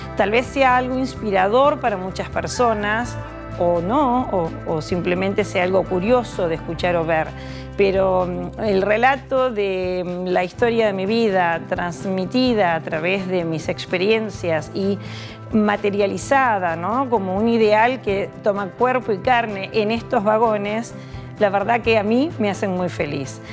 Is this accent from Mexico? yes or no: no; Buenos Aires, Argentina; accent: porteña; moved away as an adult; porteña, lo notarán, nací en Buenos Aires